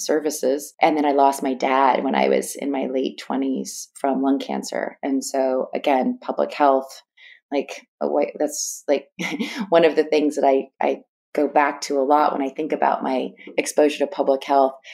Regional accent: East Bay Area, Northern California, United States; I grew up in Northern California. I'm from the East Bay Area

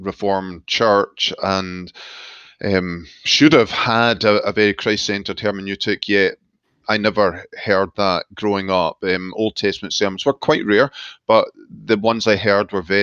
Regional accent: Glasgow, Scotland, United Kingdom; moved away as an adult; also born or lived in Scottish Highlands; now in United States; I was born and brought up in Glasgow

